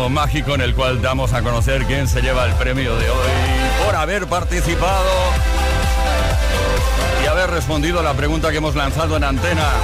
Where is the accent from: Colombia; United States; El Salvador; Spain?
Spain; Priego; now in Paguera, Spain; de Priego, pero resido en Paguera, en Mallorca.